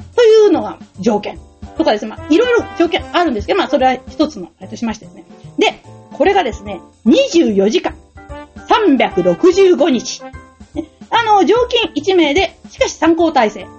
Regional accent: near Okayama University, Japan; 生まれたところから、えー、チャリでやっぱり10分ぐらいのですね、岡山大学

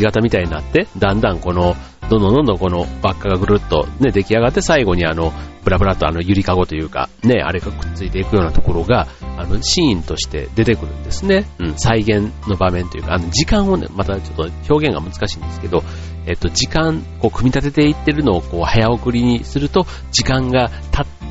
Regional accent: Osaka, Japan; moved away; also born or lived in Tokyo; 僕は大阪出身なので

